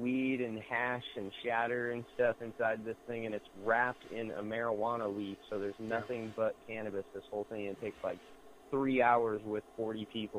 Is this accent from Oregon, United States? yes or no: yes; Central Oregon, United States; I'm from here in Central Oregon, like when I grew up, there was like maybe 20,000 people here